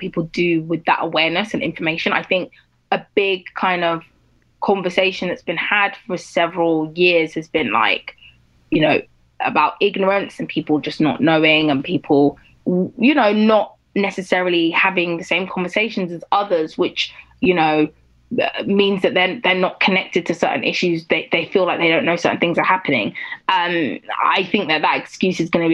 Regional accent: United Kingdom; I was growing up in Britain as a black girl for my entire life, but also I was growing up as like a young Nigerian girl

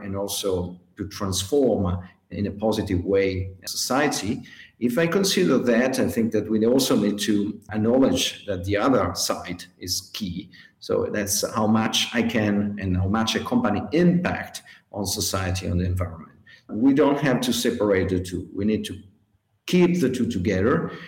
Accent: Greece; now in Switzerland; I'm from Greece but living in Switzerland

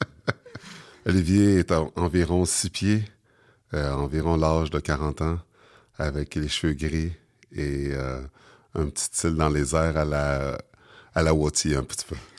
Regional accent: Sorel-Tracy, Quebec, Canada; also born or lived in Montreal; je suis né à Montréal, mais j'ai grandi à Sorel

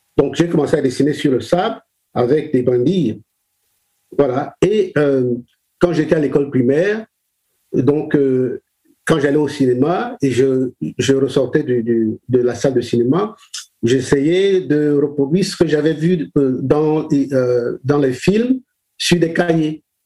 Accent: Douala, Littoral, Cameroon; je suis né au Cameroun, je suis euh, né à Douala

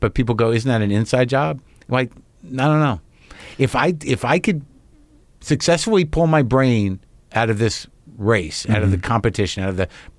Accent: Albuquerque, New Mexico, United States; moved away as an adult; I grew up in Albuquerque.

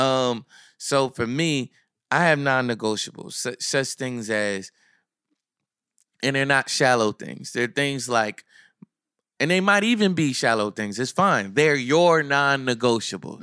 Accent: Neptune, New Jersey, United States; I'm from Asbury, I'm from Neptune

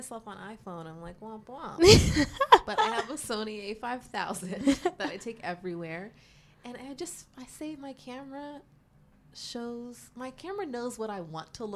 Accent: Pittsburgh, Pennsylvania, United States; moved away as an adult; now in New York, United States; growing up in Pittsburgh, there wasn't a lot

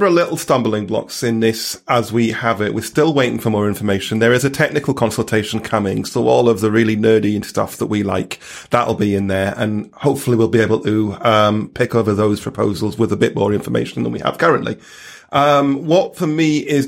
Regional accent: Stockton-on-Tees, North East England, United Kingdom; moved away; my hometown of Stockton-on-Tees

